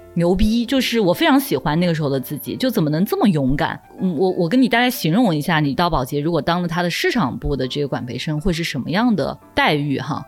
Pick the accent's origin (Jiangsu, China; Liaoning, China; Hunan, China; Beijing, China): Jiangsu, China; Nanjing; moved away as an adult; also born or lived in Guangzhou; 从小在南京长大的